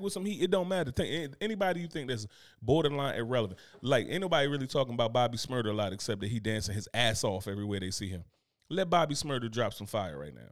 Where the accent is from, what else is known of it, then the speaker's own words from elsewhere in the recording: United States; I'm American